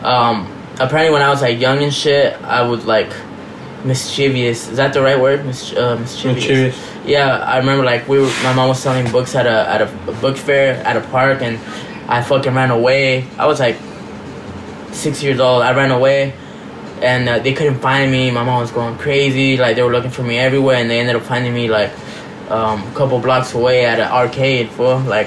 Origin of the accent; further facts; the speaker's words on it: Rosario, Santa Fe, Argentina; Yeah, our, like, local team has, like, one of, like, the craziest fans. We're from Rosario Central